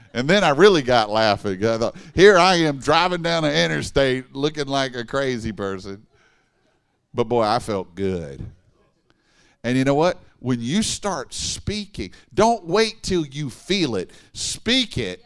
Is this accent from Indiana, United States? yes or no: no; Baton Rouge, Louisiana, United States; moved away as an adult; now in Dallas, United States; I grew up in Baton Rouge